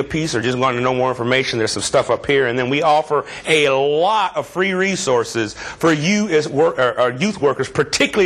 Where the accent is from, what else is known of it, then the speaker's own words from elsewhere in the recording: Southern California, United States; moved away as an adult; now in Chicago, United States; I pretty much consider California my home. That's where I'm from. That's where I went to school. That's where I was trained. Southern California.